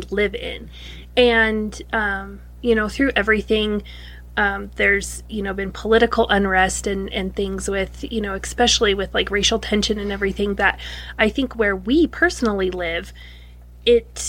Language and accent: English; Wyoming, United States; I grew up in Wyoming